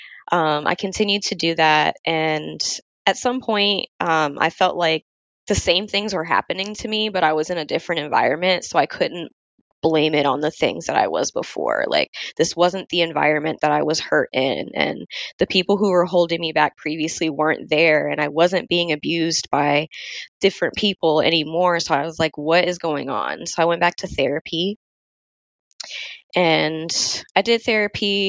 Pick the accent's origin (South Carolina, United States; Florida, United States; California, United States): Florida, United States; moved away as an adult; now in Virginia, United States; 2018, I ended up getting a opportunity to move out of Florida, which was my home state